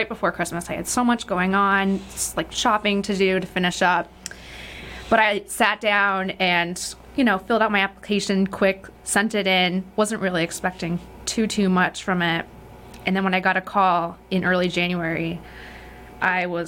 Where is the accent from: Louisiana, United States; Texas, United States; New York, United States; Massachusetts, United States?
Massachusetts, United States; Great Barrington; also born or lived in Lenox, Massachusetts; I'm born and raised in Great Barrington, Mass